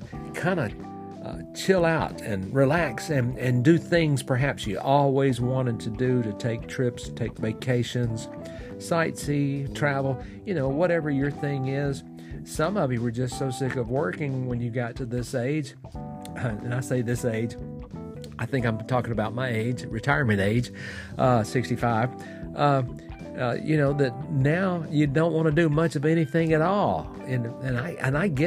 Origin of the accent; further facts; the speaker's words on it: Fort Payne, Alabama, United States; I'm recording here in my hometown of Fort Payne, Alabama, in the United States